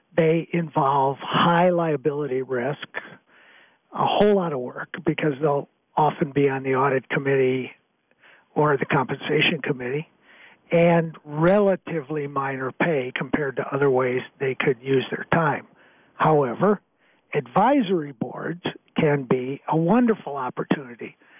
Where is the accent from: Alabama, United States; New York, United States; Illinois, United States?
Illinois, United States; Waukegan; moved away as an adult; also born or lived in Madison, Wisconsin; growing up in Waukegan